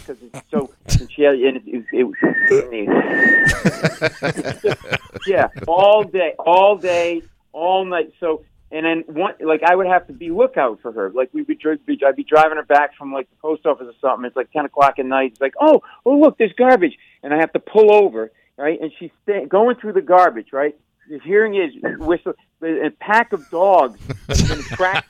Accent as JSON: {"language": "English", "town": "Providence", "region": "Rhode Island", "country": "United States", "tie": "born or raised there", "said": "we grew up in Providence, Rhode Island, in a tenement house"}